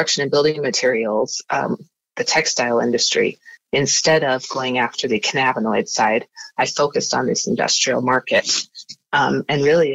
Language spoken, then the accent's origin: English; Wyoming, United States; moved away as an adult; now in Utah, United States; I'm from Wyoming and I moved to Utah.